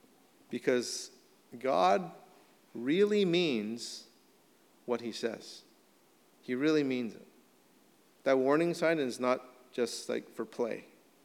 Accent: United States; our rights as Americans

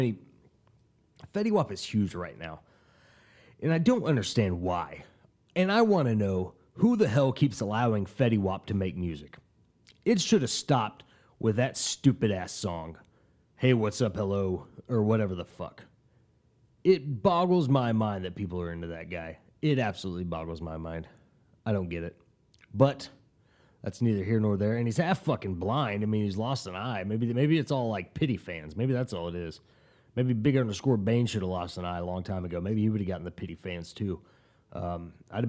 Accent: Tulsa, Oklahoma, United States; I'm from Tulsa, Oklahoma

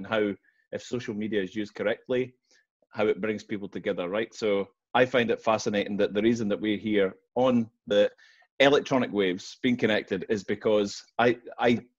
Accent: Glasgow, Scotland, United Kingdom; I was born in Govan in Glasgow

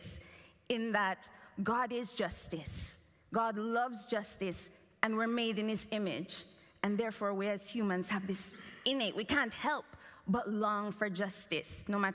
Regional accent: Jamaica; as a Jamaican child

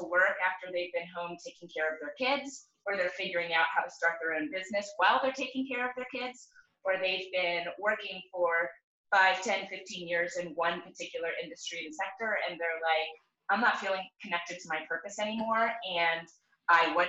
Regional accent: Virginia, United States; now in Oregon, United States; I grew up in Virginia

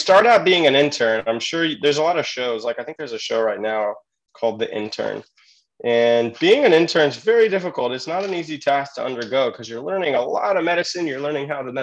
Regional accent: California, United States; I'm from California, and I went to college there

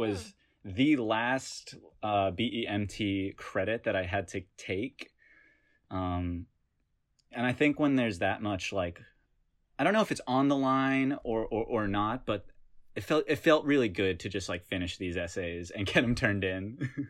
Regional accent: Hickory, North Carolina, United States; moved away as an adult; now in New York, United States; I'm from Hickory, North Carolina. I moved to New York, I guess, when I came to college, and I've lived in New York ever since.

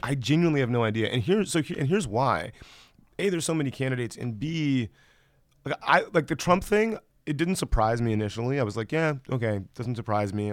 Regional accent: Columbus, Georgia, United States; moved away; I grew up in, in West Central Georgia.

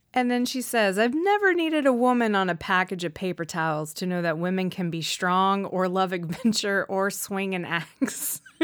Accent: the Southern States, United States; growing up in the Southern States, um, you know, which is prime, you know, predominantly Republican

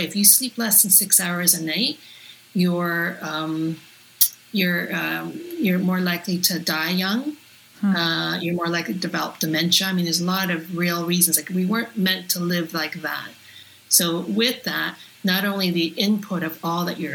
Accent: Toronto, Ontario, Canada; I grew up in North York in the 70s and very, very white neighborhood.

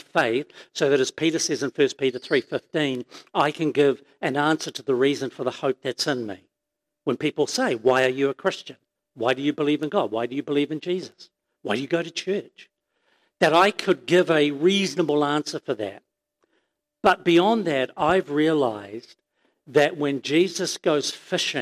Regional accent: Auckland, New Zealand; I grew up in Glenis Pamir

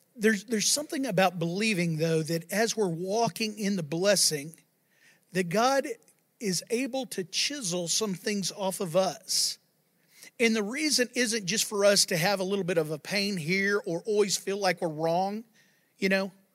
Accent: Texas, United States; I live in Texas and I'm, I'm a Texan

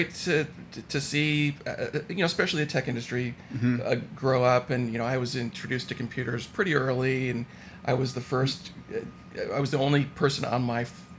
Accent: Palo Alto, California, United States; also born or lived in Santa Barbara; I grew up in Palo Alto and lived my entire life in the Bay Area, except for the 4 years when I was in Santa Barbara for college.

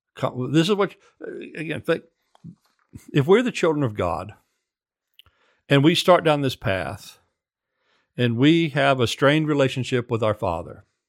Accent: central Oklahoma, United States; in the seventies when I grew up in Oklahoma

